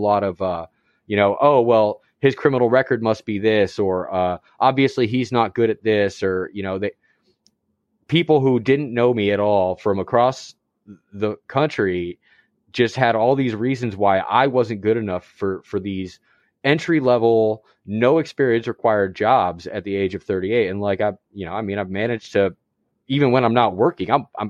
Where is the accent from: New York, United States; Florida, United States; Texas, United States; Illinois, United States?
Florida, United States; as a Florida man myself